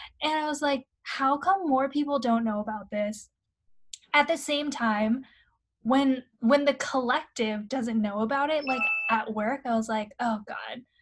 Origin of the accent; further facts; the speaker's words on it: Shanghai, China; moved away; also born or lived in London; growing up in Shanghai